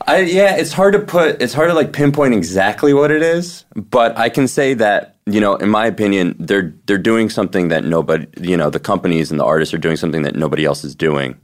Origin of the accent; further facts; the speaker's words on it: New Jersey, United States; I'm from New Jersey